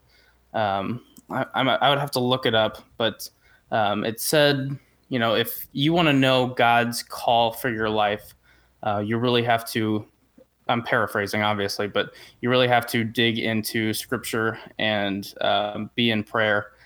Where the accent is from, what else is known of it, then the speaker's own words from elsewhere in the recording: St. Louis, Missouri, United States; I'm from the St. Louis, Missouri area.